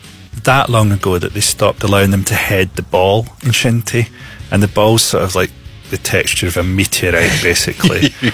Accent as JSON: {"language": "English", "region": "Scotland", "country": "United Kingdom", "said": "I feel more Scottish."}